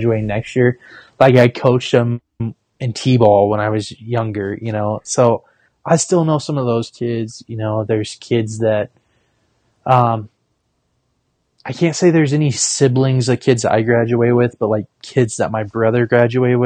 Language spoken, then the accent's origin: English; Paxton, Nebraska, United States; moved away as an adult; also born or lived in Casper, Wyoming; now in Sioux Falls, United States; Ollie's, which is a bar / restaurant in my hometown